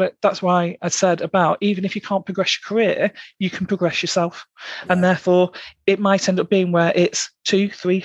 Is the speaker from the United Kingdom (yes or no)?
yes; Blackpool, North West England, United Kingdom; I'm from Blackpool originally. I'm from the delights of South Shore, or just off South Shore.